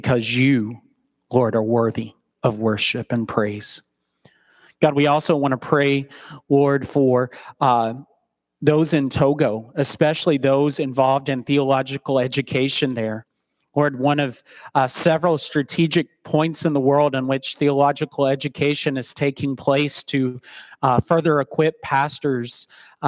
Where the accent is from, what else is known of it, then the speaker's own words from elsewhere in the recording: Chattanooga, Tennessee, United States; now in Central City, United States; return to my hometown of Chattanooga, Tennessee